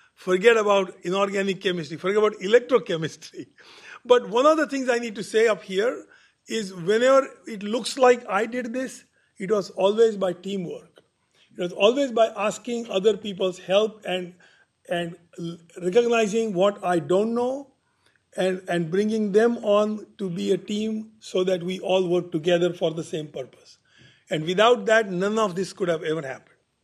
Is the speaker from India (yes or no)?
yes; India; now in Berkeley, United States; my home country.